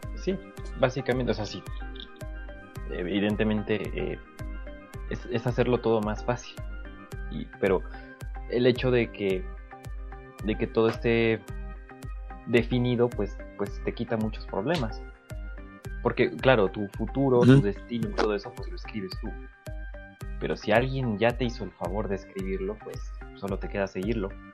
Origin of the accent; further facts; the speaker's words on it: Mexico; nosotros como mexicanos nacimos en México